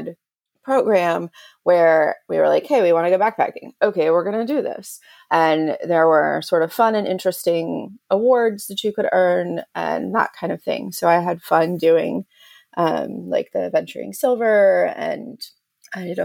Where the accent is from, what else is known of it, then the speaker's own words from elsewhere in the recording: Houston, Texas, United States; I'm from Houston, Texas